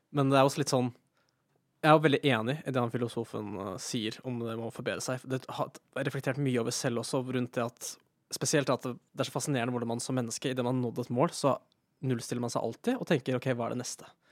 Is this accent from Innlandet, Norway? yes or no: yes; near Elverum, Hedmark, Innlandet, Norway; moved away as an adult; also born or lived in Trondheim; kommer fra Sørskabygda, som er en bitte liten bygd utenfor eh, Elverum i Hedmark